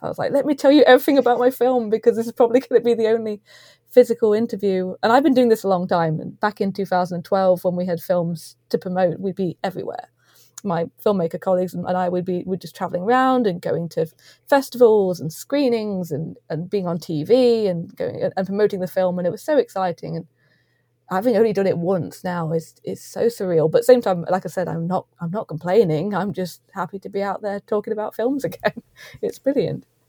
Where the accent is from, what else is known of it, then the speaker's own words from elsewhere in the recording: East Midlands, United Kingdom; we're both from the East Midlands as well.